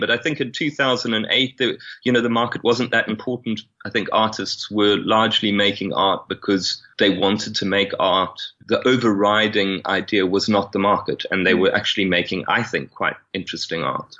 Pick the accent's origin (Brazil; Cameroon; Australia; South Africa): South Africa; moved away; also born or lived in England; being white South African coming from a, a Catholic family, but having grown up an atheist and having Irish heritage